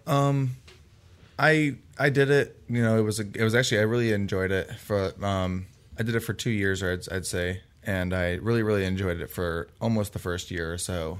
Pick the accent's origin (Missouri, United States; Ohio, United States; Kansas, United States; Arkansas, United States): Ohio, United States; Parma; I come from Cleveland, Ohio, um, es-, more specifically Parma, and, um, I went to Holy Name High School